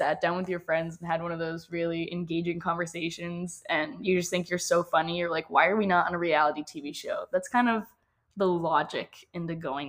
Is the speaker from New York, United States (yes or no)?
no; New Hampshire, United States; moved away as an adult; now in Miami, United States; But we're actually both from the Northeast. That's kind of how we ended up being roommates. I'm from New Hampshire.